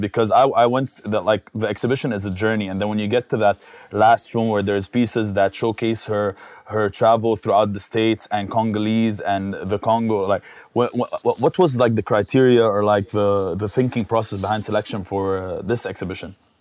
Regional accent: Dubai, United Arab Emirates; As someone that has lived here all his life, hung out, raised with Filipinos, played basketball

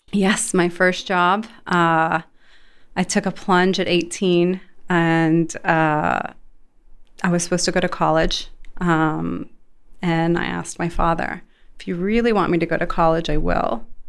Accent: Sarasota, Florida, United States; moved away as an adult; also born or lived in Los Angeles / Las Vegas / Saudi Arabia; now in Dubai, United Arab Emirates; I was born and raised in Sarasota, Florida.

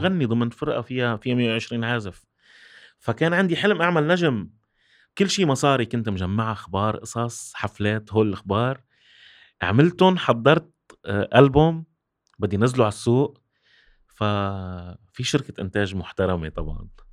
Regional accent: Syria; also born or lived in Kuwait; أنا رجعت من الكويت عمري تسع سنين، بالألف، بتسعة وثمانين. آه، كنت عايش بحياة رفاهية كتير عالية بالكويت. رجعت على الصفر بال-، بسوريا

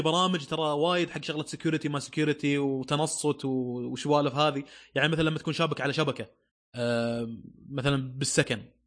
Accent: Saudi Arabia; عندنا في السعوديه

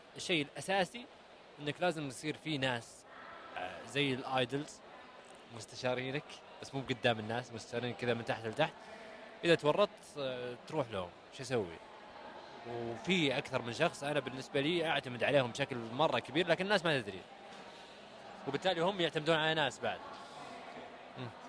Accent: Saudi Arabia; أنا كسعودي

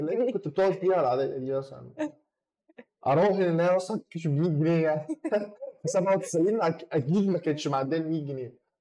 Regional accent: Egypt; راجع مصر

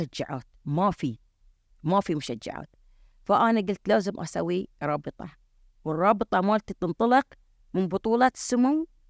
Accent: Bahrain; احنا عندنا في البحرين

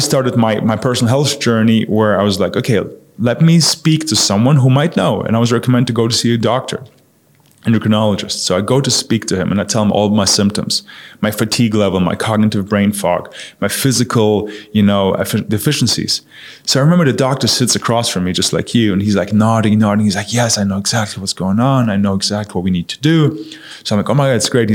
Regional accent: Munich, Bavaria, Germany; moved away as an adult; also born or lived in New York; I grew up in Germany, in Munich

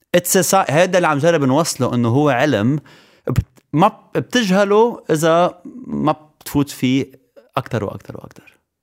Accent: Lebanon; moved away as an adult; انا لبناني 100%

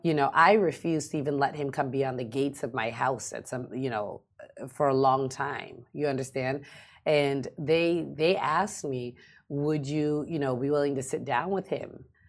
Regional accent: United States; moved away as an adult; now in Dubai, United Arab Emirates; I grew up watching Real Housewives in America. Mm. Um, it's huge in the states, and for me being an American expat

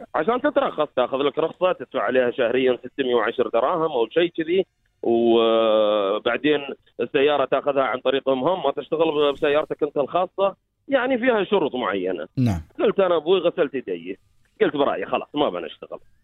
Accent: United Arab Emirates; انا كمواطن

